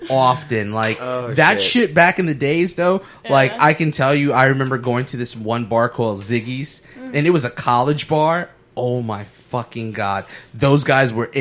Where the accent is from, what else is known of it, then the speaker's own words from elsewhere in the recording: New York, United States; I'm from New York